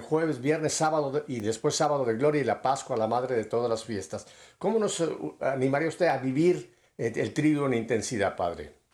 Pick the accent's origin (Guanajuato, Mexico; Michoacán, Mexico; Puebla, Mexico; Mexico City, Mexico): Mexico City, Mexico; yo soy chilango